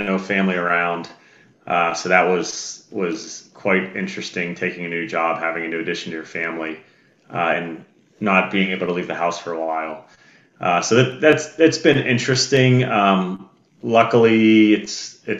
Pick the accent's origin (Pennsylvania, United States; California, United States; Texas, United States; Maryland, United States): Pennsylvania, United States; Kennedy Township; moved away; I grew up in Kennedy Township area, like not far from Keys Rocks